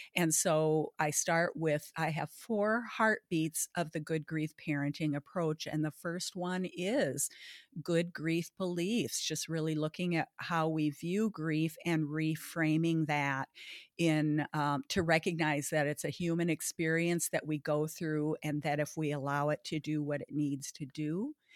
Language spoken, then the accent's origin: English; Baudette, Minnesota, United States; now in Bloomington, United States; I grew up, uh, in Baudette, Minnesota, the walleye capital of the world